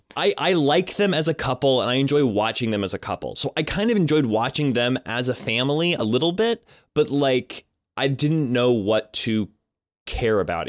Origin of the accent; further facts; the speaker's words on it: Colorado, United States; I grew up in Colorado